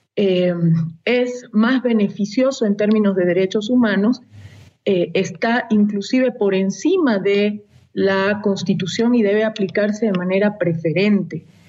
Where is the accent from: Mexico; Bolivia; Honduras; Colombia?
Bolivia; en mi país